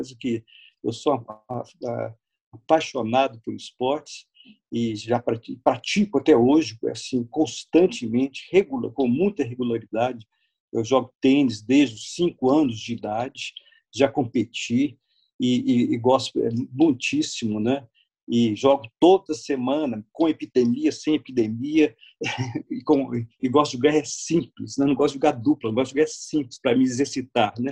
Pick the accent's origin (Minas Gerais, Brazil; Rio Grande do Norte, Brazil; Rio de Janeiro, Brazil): Minas Gerais, Brazil; Belo Horizonte; eu moro no lugar, no quarteirão onde eu nasci.